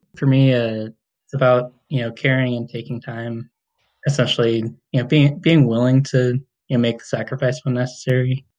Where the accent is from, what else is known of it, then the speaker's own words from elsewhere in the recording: Chino, California, United States; now in Fort Collins, United States; I grew up in uh, Chino, like East